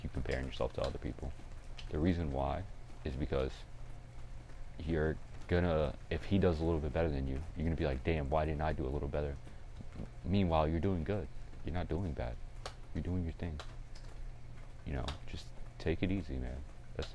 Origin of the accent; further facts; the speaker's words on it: North Carolina, United States; I am just a regular kid, born and raised in North Carolina.